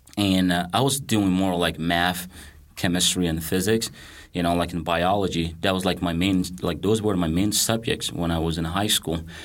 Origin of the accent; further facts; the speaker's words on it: Mali; English is a second language; moved away as an adult; now in United States; I grew up in Mali, West Africa